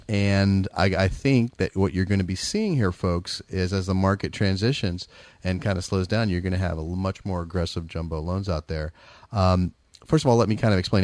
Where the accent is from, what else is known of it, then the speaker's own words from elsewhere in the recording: San Francisco Bay Area, California, United States; I'm from the Bay Area